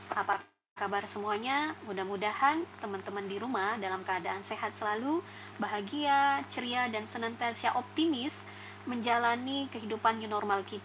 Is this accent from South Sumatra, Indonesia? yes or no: yes; Palembang, South Sumatra, Indonesia; now in Malang, Indonesia; Namun, asli saya berasal dari Sumatera Selatan, tepatnya di kota MPMP.